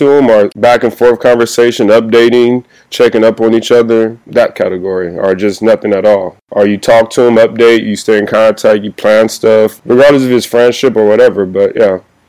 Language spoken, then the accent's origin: English; Compton, California, United States; Yeah, I'm from Compton.